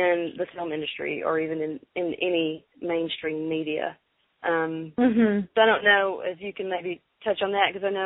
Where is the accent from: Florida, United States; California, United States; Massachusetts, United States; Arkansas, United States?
Arkansas, United States; I'm from Arkansas